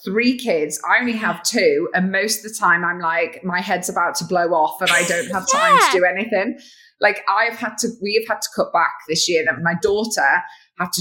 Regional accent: Mansfield, East Midlands, United Kingdom; accent: northern; now in Manchester, United Kingdom; I'm a girl from Mansfield

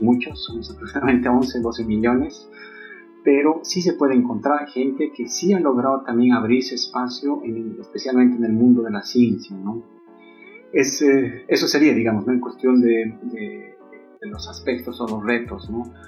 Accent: Bolivia; moved away; nosotros como bolivianos

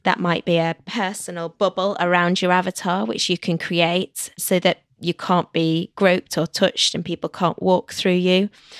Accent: London, United Kingdom; From London.

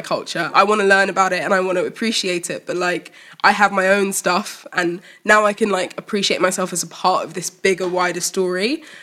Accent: Malawi; I'm from Malawi

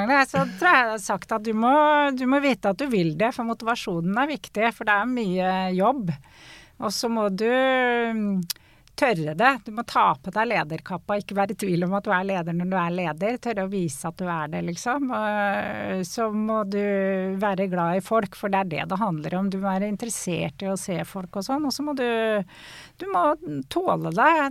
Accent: Norway; Og jeg er eh, som nordmenn flest eh, glad i naturen og glad å komme meg ut på tur.

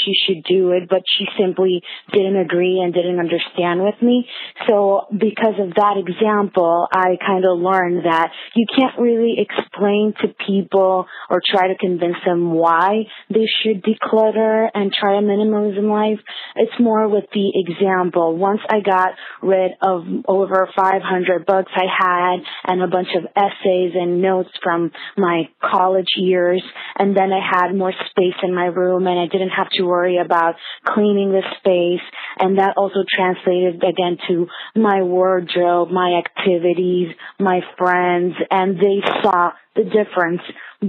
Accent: Dominican Republic; now in New Jersey, United States; I'm calling from New Jersey. I'm originally from Dominican Republic

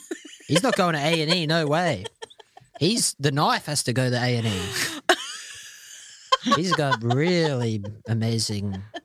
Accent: Queensland, Australia; now in United Kingdom; because I'm from Queensland

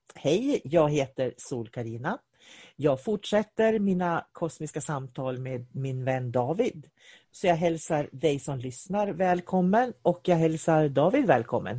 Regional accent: Sweden; jag är svensk. Jag är svensk. Var jag än åker i världen så springer jag med min svenska flagga i handen, för jag är svensk.

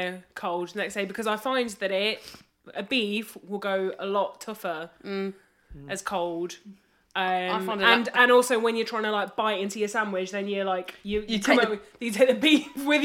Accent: United Kingdom; we're classic British people

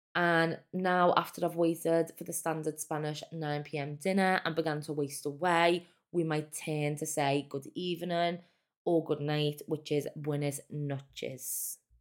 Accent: Liverpool, North West England, United Kingdom; I'm from Liverpool, England.

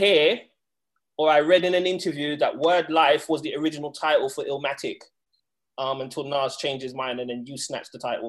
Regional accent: London, United Kingdom; I grew up quite not far from Subterranea.

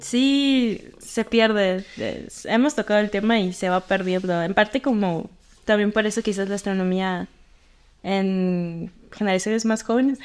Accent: Sinaloa, Mexico; moved away; donde yo soy en Sinaloa, este, en mi pueblo

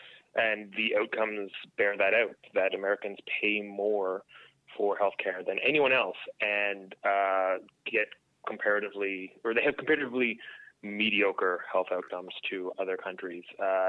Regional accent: Canada; now in United States; one thing that's been kind of eye-opening being down here as a Canadian is there really is a different set of foundational principles.

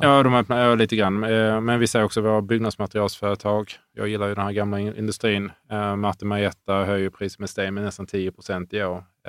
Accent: Sweden; som svensk

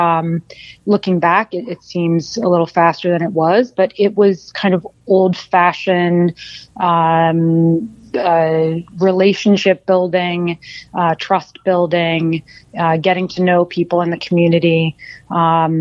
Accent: Florida, United States; moved away; I'm originally from Florida

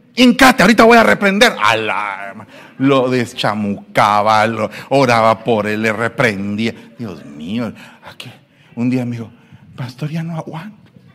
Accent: Guatemala; moved away; Soy guatemalteco

